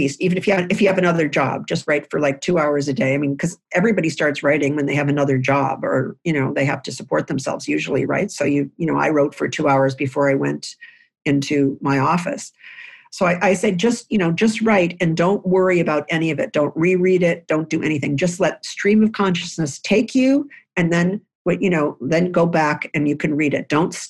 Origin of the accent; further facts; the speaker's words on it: Lewiston, New York, United States; I grew up in a house in Lewiston, New York, which is on the Niagara River connecting to Canada. And I grew up in the New York side